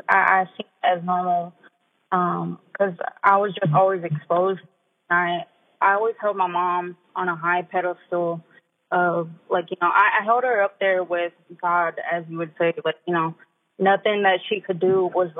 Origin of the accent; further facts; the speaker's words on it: Cherokee, North Carolina, United States; I grew up in the Birdtown community in Cherokee, North Carolina. I'm 22 years old.